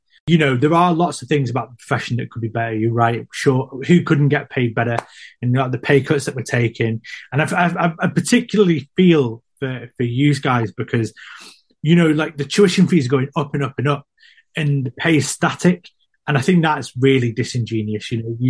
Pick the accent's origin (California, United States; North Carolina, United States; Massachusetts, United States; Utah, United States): California, United States; I don't know if it's a racial thing or if they don't like me because I'm from California. And you think, what's this West Coast hippie doing here?